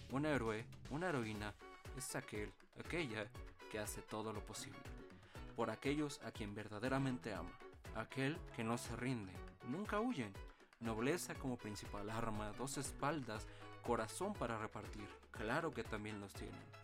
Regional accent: Mexico; tu servidor, yo, soy mexicano, orgullosamente lo digo, orgullosamente lo grito, lo admito y jamás en mi vida lo voy a negar.

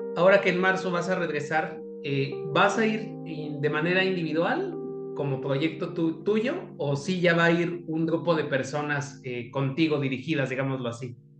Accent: Mexico

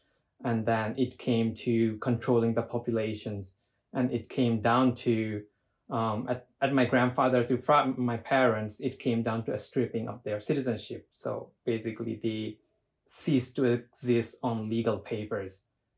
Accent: Myanmar; English is a second language; Life in the earlier was, I wouldn't say it was bad or worse

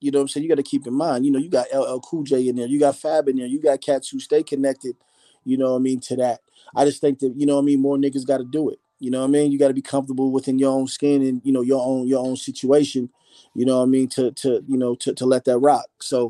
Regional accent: Philadelphia, Pennsylvania, United States; born there; moved away; I was born in Philly. I ended up moving to the West. Of course, I would go back home to see my grandparents and aunts and things like that.

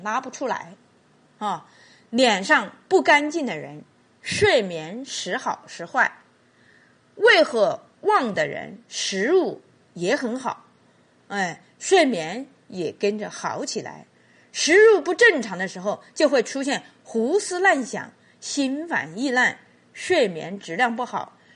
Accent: Qichun, Hubei, China; 我们祈春有句方言

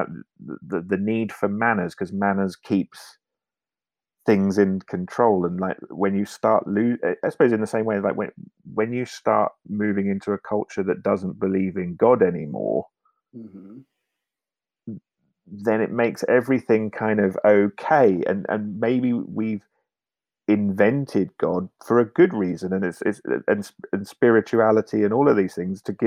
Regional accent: United Kingdom; moved away as an adult; now in Norway; I went through a period of being more British than I'd ever been in the UK

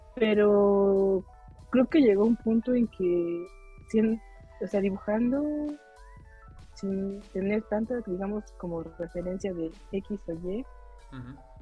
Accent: Chiapas, Mexico; soy de la, del sur de México, en Chiapas

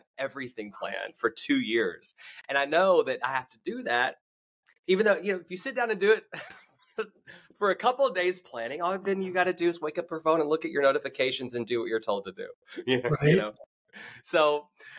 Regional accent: United States; moved away; one of my shows in my hometown, because I started adding my hometown to my tour schedule

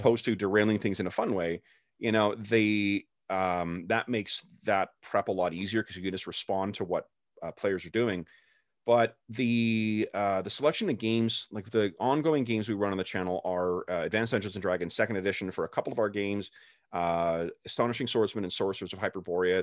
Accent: Canada; I'm Canadian

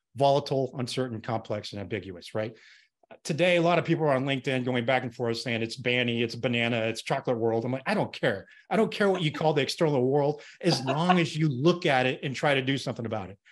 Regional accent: Colorado, United States; I grew up in Colorado, went to the University of Colorado

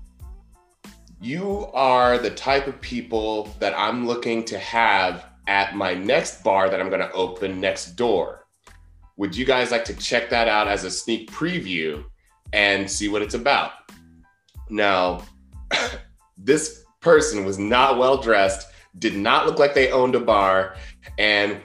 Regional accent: Columbus, Ohio, United States; moved away as an adult; also born or lived in Southern California / Santa Barbara, California; I grew up in Columbus, Ohio, moved to Southern California in 2012

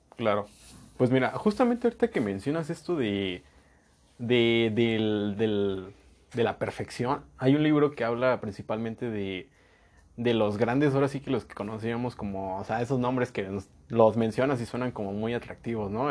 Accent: Mexico; nosotros como mexicanos y como pueblo latinoamericano

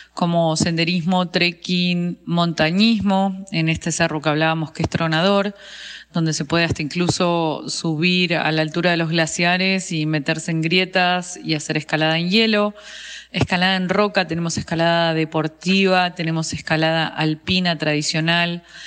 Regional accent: Bariloche, Río Negro, Argentina; also born or lived in Buenos Aires; yo nací acá en Bariloche, soy una de las personas que llamamos NIC, que son nacidos y criados en el lugar

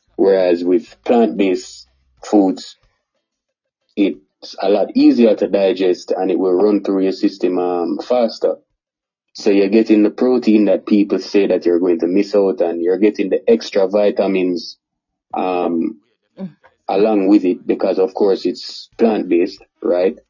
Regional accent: Kingston, Jamaica; born or raised there; also born or lived in Montego Bay, Jamaica

